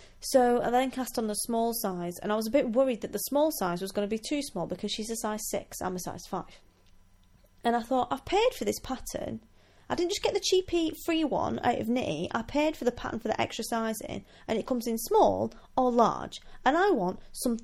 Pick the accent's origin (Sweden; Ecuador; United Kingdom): United Kingdom; Wigan, North West England; now in Scotland; I'm from Wigan